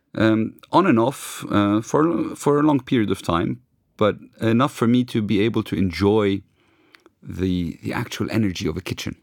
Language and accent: English; London, United Kingdom; now in Lebanon; I grew up in London